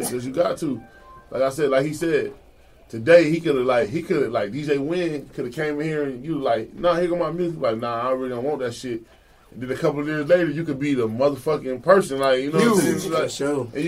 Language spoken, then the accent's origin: English; New York, United States; I'm from New York. I'm want my New York tough shit.